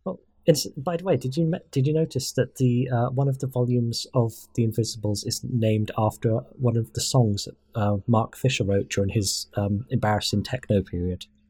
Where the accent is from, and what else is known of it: United Kingdom